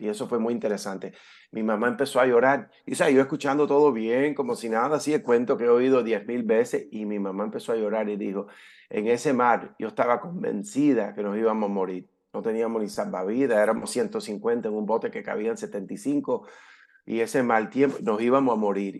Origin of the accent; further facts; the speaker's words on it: California, United States; moved away as an adult; also born or lived in Havana, Cuba; now in Florida, United States; me crié aquí en Estados Unidos. Eh, directo de cuando aterrizamos, llegamos ahí a Cayo Hueso, al puerto, a la base naval, directamente nos fuimos a California, donde me crié y viví por 20 años